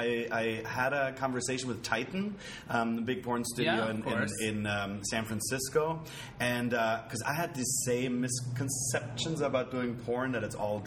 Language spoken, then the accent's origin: English; Germany; now in Los Angeles, United States; That's a German word because originally I'm from Germany.